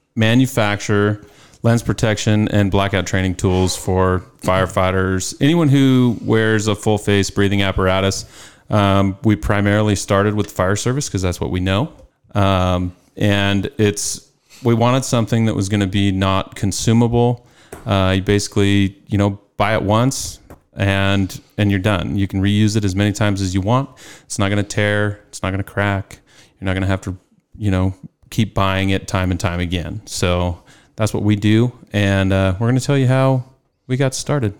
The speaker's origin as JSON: {"language": "English", "town": "Carson City", "region": "Nevada", "country": "United States", "tie": "born or raised there", "said": "I was born and raised in Nevada, um, Carson City to be exact"}